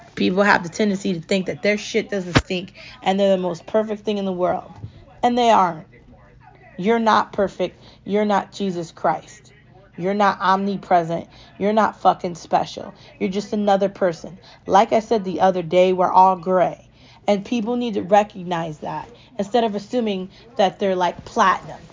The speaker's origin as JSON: {"language": "English", "country": "United States", "said": "I'm American"}